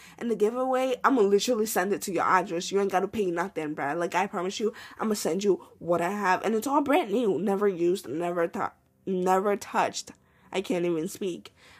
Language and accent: English; Côte d’Ivoire; Like, I identify as an Ivorian. Like, I'm from Ivory Coast. I'm Ivorian now.